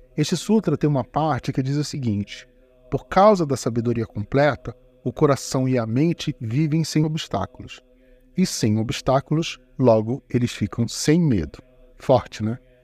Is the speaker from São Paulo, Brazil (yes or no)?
no; Rio de Janeiro, Brazil; Como bom carioca